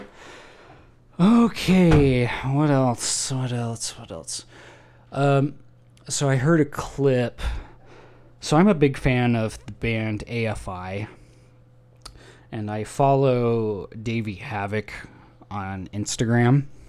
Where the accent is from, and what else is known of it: Idaho, United States; moved away